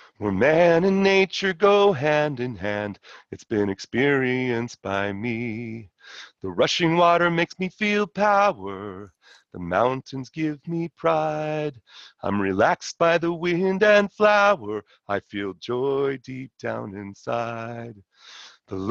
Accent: Los Angeles, California, United States; I grew up in LA in Brentwood, went to Palisades High

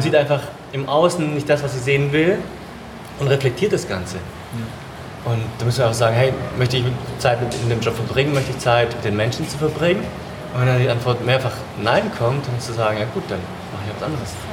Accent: Germany; moved away; ich bin ja in Deutschland groß geworden

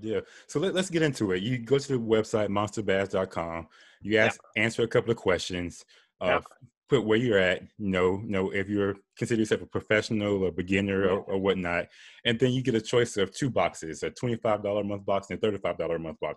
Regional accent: Florida, United States; I'm from Florida

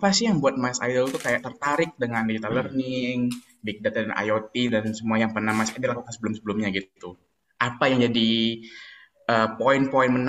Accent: Palembang, South Sumatra, Indonesia; BTW orang orang Palembang ya, wong kita galo.

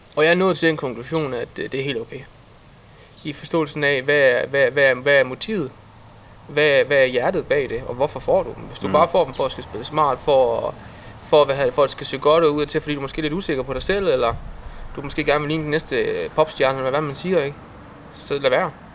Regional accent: Herning, Central Denmark Region, Denmark; jeg var fra Herning af her. I hvert fald opvokset her.

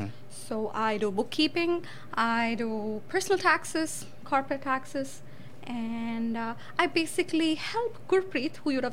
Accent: India; born or raised there; moved away as an adult; now in Canada

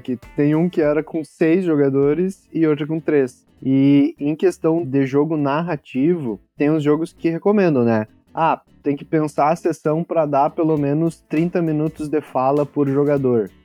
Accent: São Luiz Gonzaga, Rio Grande do Sul, Brazil; a última cidade era São Luís Gonzaga, que era a nossa cidade

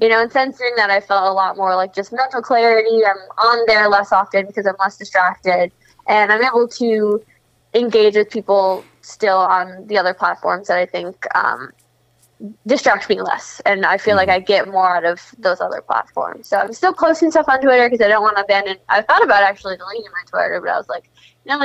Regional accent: Schaumburg, Illinois, United States; moved away as an adult; I lived here up until college, so this is where I grew up. Kind of, I'm not like from the city. I'm from Schaumburg, which is like a northwest suburb.

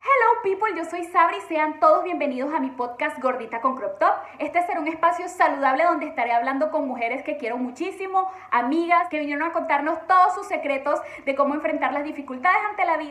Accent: Venezuela; moved away as an adult; nosotras somos venezolanas

